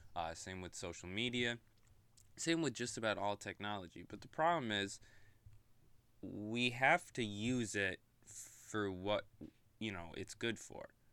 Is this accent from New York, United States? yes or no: yes; Oneida, New York, United States; I grew up right outside of Oneida